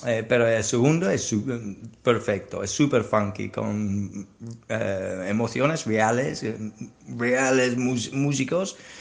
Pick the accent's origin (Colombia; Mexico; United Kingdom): United Kingdom; England; Spanish is a second language; now in Spain; soy inglés, pero vivo aquí en España para más que 20 años ya